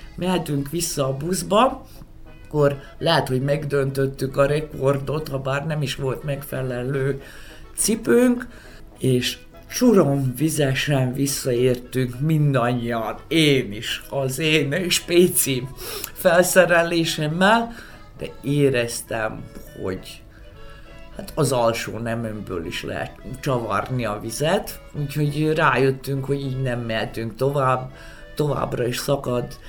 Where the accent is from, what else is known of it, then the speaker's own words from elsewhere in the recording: Vojvodina, Serbia; mint vajdasági panonségsági létemre